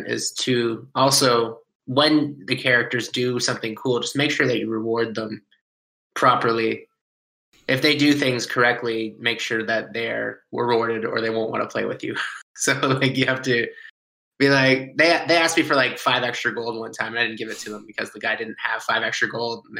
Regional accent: London, Ontario, Canada; I'm a musician from London, Ontario

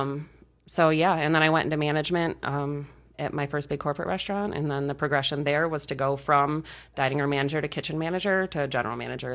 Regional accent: rural Michigan, United States; I moved back to my hometown, um, when I was eighteen

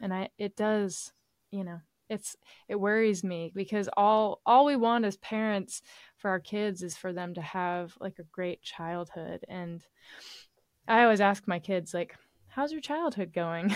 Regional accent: East Tennessee, United States; now in Nashville, United States; my hometown, which is in East Tennessee. Um, I live in Middle Tennessee, where Nashville is

